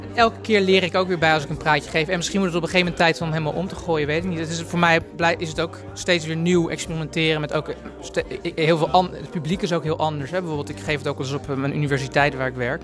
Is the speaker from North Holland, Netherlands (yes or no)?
yes; Amsterdam, North Holland, Netherlands; kom ik uit Amsterdam